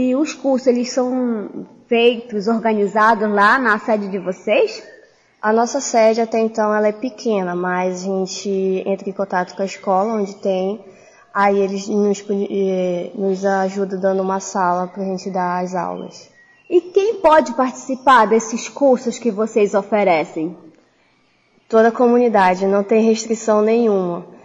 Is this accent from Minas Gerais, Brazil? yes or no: no; Itacoatiara, Amazonas, Brazil